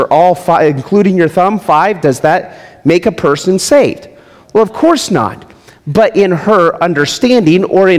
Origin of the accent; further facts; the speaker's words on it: Las Vegas, Nevada, United States; I'm from Las Vegas. There's no streams. We live beside a drainage ditch.